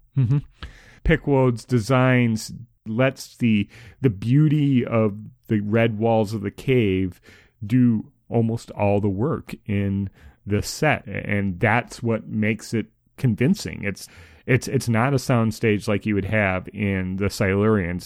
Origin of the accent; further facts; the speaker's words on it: Minnesota, United States; someone who grew up in Minnesota